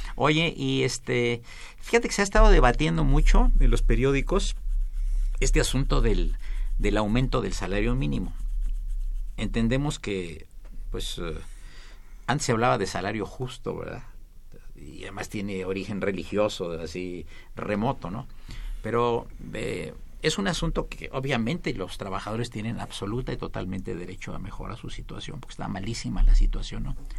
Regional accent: Veracruz, Mexico; yo soy veracruzano

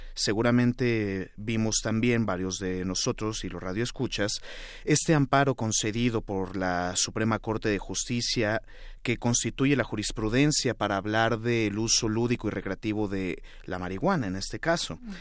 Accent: Mexico

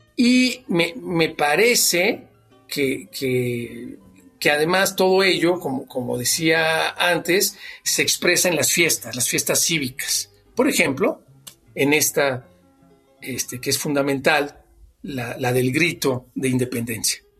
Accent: Mexico; somos mexicanos

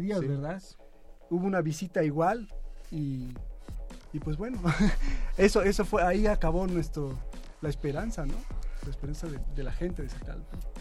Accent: León, Guanajuato, Mexico; soy de León, de León, Guanajuato, un lugar muy cercano a San Francisco del Rincón

